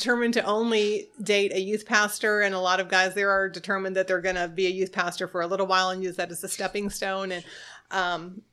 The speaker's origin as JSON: {"language": "English", "region": "Florida", "country": "United States", "tie": "born or raised there", "also_born_or_lived": "New York State", "said": "Well, I was born in New York State, like my husband said, and when I was 9, we moved to Florida"}